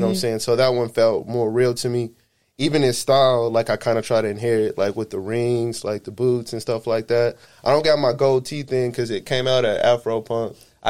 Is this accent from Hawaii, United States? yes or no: yes; Honolulu, Hawaii, United States; born there; also born or lived in El Paso, Texas / Killeen, Texas; So I was born in Honolulu. I was there for a little bit.